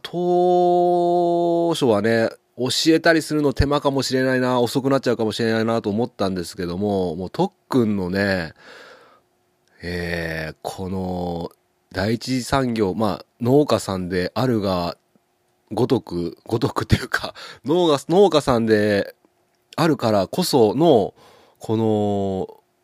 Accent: Ushimado, Okayama, Japan; 僕の地元牛窓

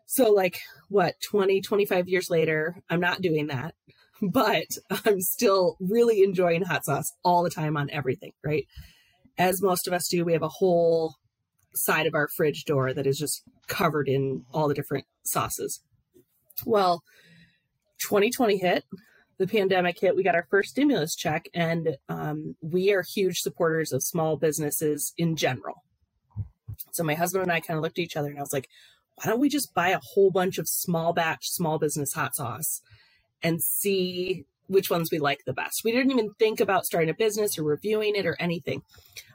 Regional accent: Ann Arbor, Michigan, United States; there was this place called Tio's, and it was in Ann Arbor, Michigan, where I grew up.

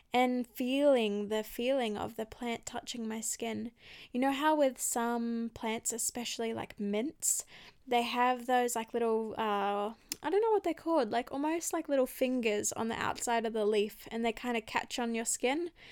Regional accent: Australia; I grew up in Australia

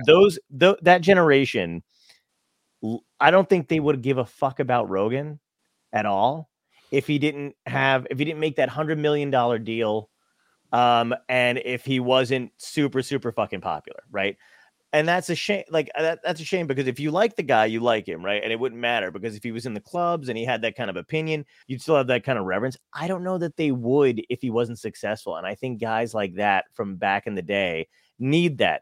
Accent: New Jersey, United States; also born or lived in Brooklyn, New York / Arizona; I came back and then grew up in Jersey

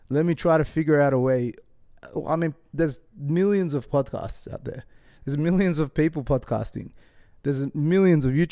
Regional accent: Sydney, New South Wales, Australia; born there; I don't even know where I'm from. I don't what? I was born in Sydney.

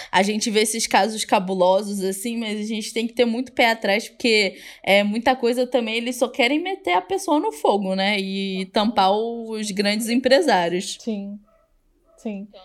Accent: Brazil; a gente, como brasileiros, a gente acha que só nosso país é super corrupto, né?

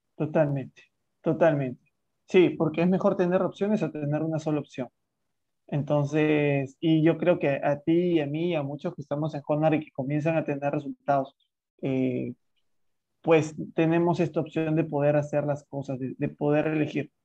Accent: Lima, Peru; soy de Lima, Perú

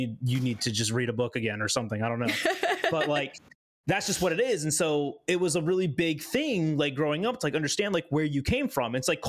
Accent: United States; I'm not Italian. Like I know I'm not Italian. I'm American as fuck.

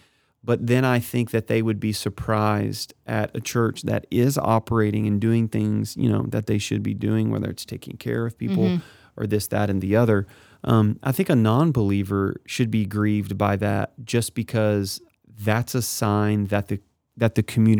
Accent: Kennett, Missouri, United States; grew up in Kennett. I get it all day long.

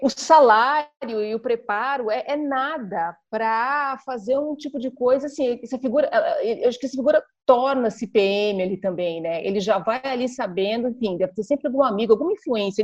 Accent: ABC Paulista, São Paulo, Brazil; eu fui criada no ABC Paulista, num conjunto habitacional

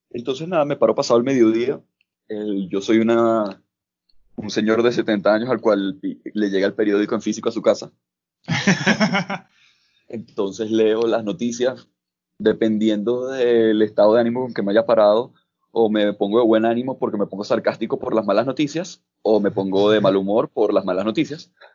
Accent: Caracas, Capital District, Venezuela; moved away as an adult; now in Bogotá, Colombia; soy de Caracas. Estoy viviendo ahorita en Bogotá

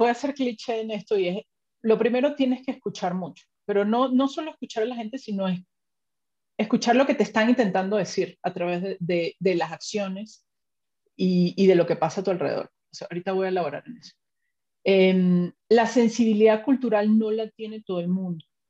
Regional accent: Venezuela; also born or lived in Spain; now in Mexico; mi esposo y yo somos de Venezuela

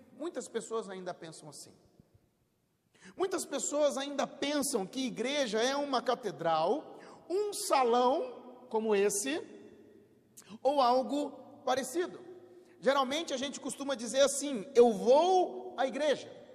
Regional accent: São José dos Campos, São Paulo, Brazil; quando eu era menino, lá em São José dos Campos, né, criança, perto da minha casa tinha uma fábrica de tijolo.

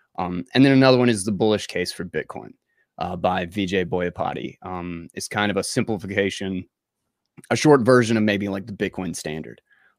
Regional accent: North Carolina, United States; accent: Southern drawl; North Carolina. North Carolina.

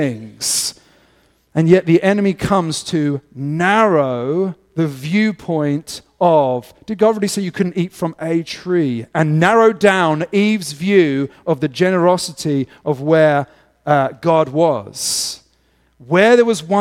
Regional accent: England, United Kingdom; moved away; as an Englishman.

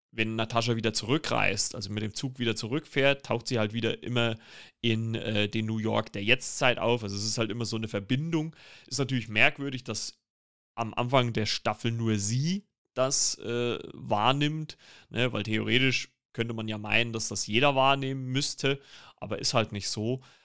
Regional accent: Germany; als Deutsche

